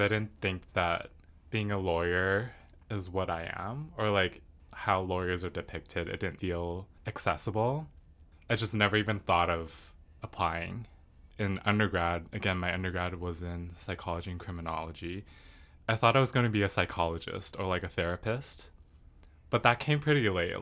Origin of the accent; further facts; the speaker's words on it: Richmond, British Columbia, Canada; I was born in Richmond. One interesting thing about Richmond is that it's very, I feel like it's very Asian. Growing up in school